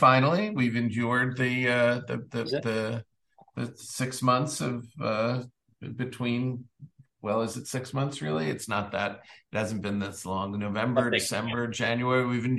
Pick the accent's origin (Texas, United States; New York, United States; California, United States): New York, United States; Great Neck; Yeah, I'm from Great Neck